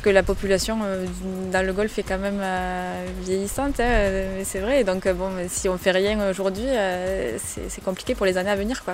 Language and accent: French; Marrossin, Occitania, France; moved away as an adult; also born or lived in Montpellier / Toulouse; je suis originaire de Marrossin, euh, j'ai fait mes études sur Montpellier